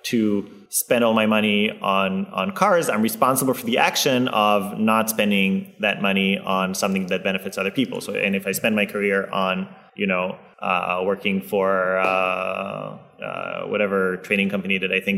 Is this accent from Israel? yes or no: yes; Israel; moved away; I come from Israel